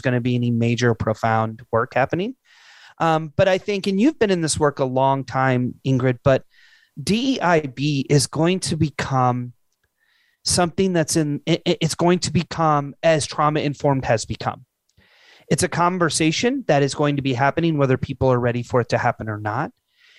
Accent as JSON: {"language": "English", "region": "Illinois", "country": "United States", "moved": "yes", "said": "I'm originally from Illinois."}